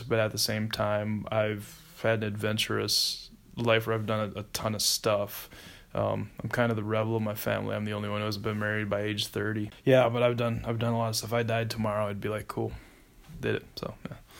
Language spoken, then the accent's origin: English; South Dakota, United States; moved away as an adult; also born or lived in Minnesota; I'm from South Dakota originally and uh, I went to high school there. Grew up there. Uh, first 18 years of my life.